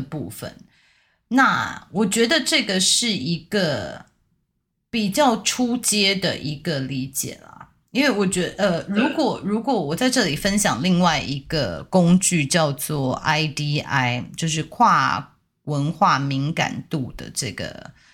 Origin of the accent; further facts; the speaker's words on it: Taiwan; 我们台湾人